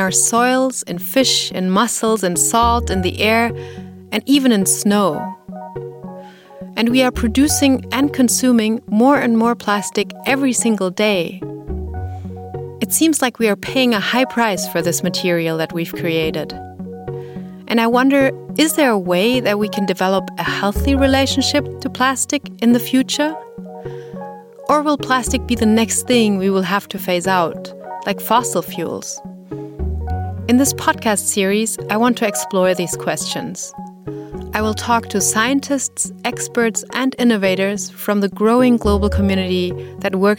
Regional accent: Berlin, Germany; my hometown Berlin

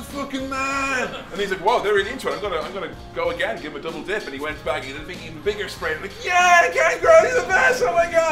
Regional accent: England, United Kingdom; I'm not even from America. England

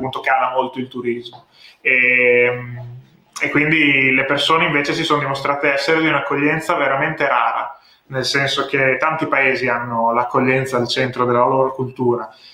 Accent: Ravenna, Emilia-Romagna, Italy; moved away as an adult; also born or lived in London; now in Bologna, Italy; Io originariamente sono di Ravenna, mm. che è una città nella regione nel centro-nord Italia, in Emilia-Romagna, dove ho studiato diciamo, fino alle superiori.

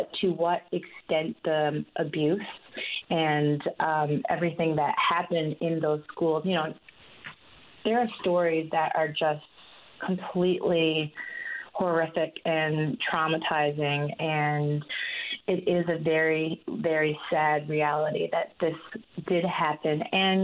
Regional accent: Conne River, Newfoundland and Labrador, Canada; moved away as an adult; now in St. John's, Canada; I'm from the Miapokik First Nation. I grew up on the reserve

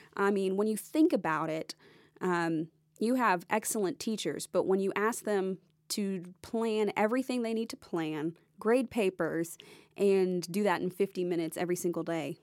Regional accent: Nashville, Tennessee, United States; also born or lived in Jacksonville, Florida; originally, I grew up here in the Nashville area, so my parents still lived here

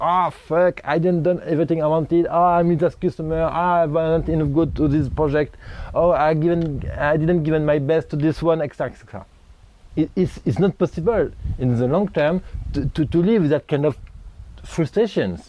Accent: France; moved away; also born or lived in Thailand / India; I'm from France, okay? I'm living half of the time in Asia, Thailand, and India.

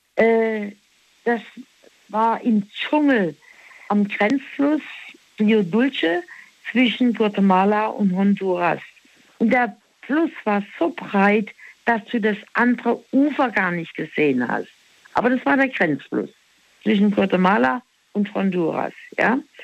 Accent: Black Forest, Baden-Württemberg, Germany; Wir sind halt im Schwarzwald aufgewachsen

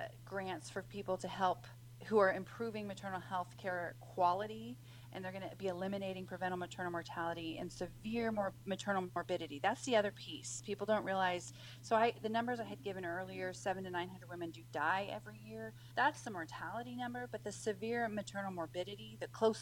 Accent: Washington, United States; my home state of Washington

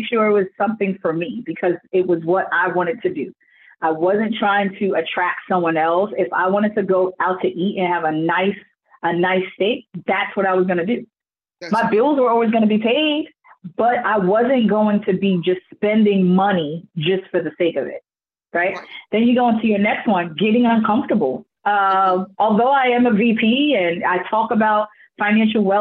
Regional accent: New York, United States; growing up in New York

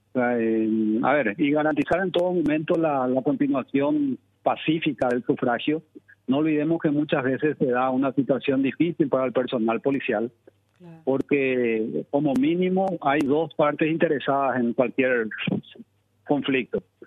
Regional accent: Paraguay; nosotros como paraguayos

